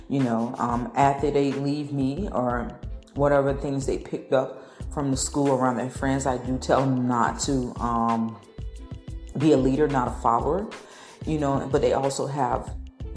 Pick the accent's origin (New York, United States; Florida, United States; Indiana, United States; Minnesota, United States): Florida, United States; Tampa; from my hometown in Tampa